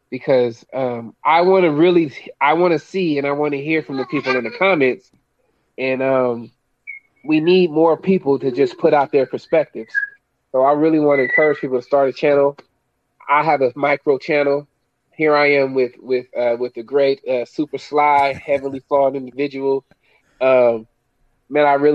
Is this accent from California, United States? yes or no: yes; Oakland, California, United States; I'm in East Oakland. I'm from the Bay Area. I've been in East Oakland since I was 1 year old